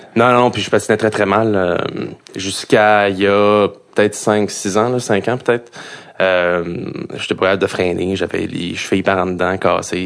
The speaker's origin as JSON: {"language": "French", "town": "Montreal", "region": "Quebec", "country": "Canada", "said": "je viens de l'Est, je viens de Pointe-aux-Trembles"}